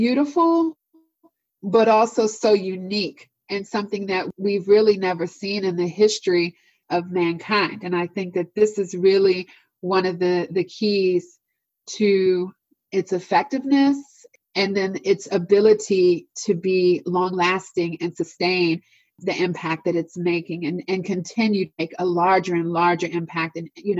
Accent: Washington, District of Columbia, United States; moved away as an adult; now in Northern Virginia, United States; the neighborhood that I grew up in Washington, D.C.

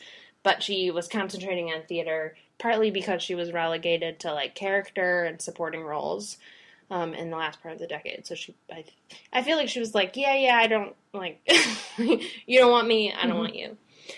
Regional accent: Midwest, United States; As a Midwesterner

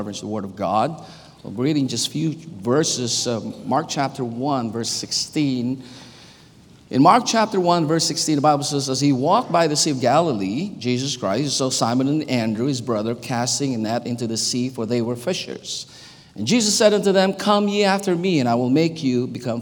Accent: Philippines; English is a second language; moved away; I was born and raised in the Philippines

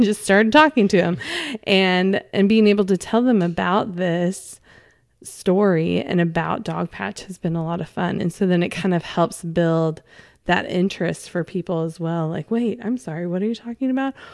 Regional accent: California, United States; now in Arkansas, United States; I didn't grow up in Arkansas and I grew up in California

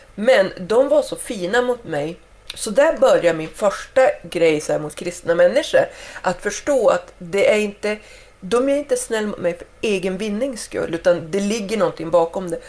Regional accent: Skellefteå, Västerbotten County, Sweden; also born or lived in Spain; jag var ju hemma i Skellefteå efter jag hade bott en vända i Spanien och hade kommit hem. Och jag cyklar i, i stan där hemma

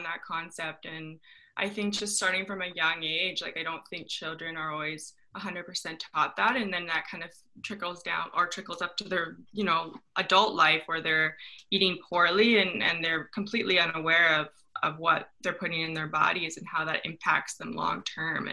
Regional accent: Canada; moved away as an adult; also born or lived in Ohio State University, United States; now in Los Angeles, United States; coming from being Canadian, I'm Canadian

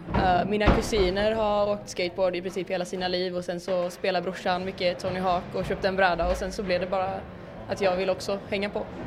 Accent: Borås, Västra Götaland, Sweden; now in Malmö, Sweden; jag kommer från Borås men jag bor i Malmö just nu.

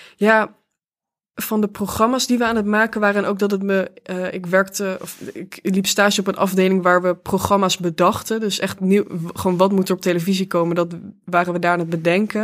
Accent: Venray, Limburg, Netherlands; moved away; in de Schouwburg van Venray, waar ik ben opgegroeid.

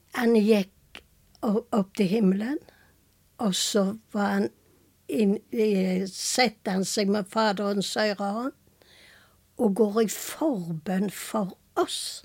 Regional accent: Karmøy, Rogaland, Norway; moved away as an adult; also born or lived in Tucumán, Argentina; Jeg er fra Selvøyna

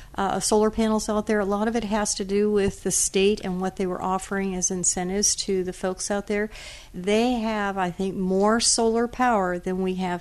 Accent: Eugene, Oregon, United States; moved away; also born or lived in Seattle; Oh, I am from the Pacific Northwest. I grew up in Eugene, Oregon.

